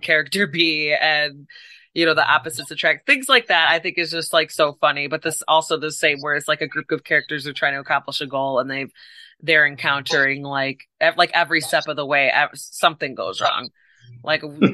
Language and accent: English; Chicago, Illinois, United States; I'm from Chicago area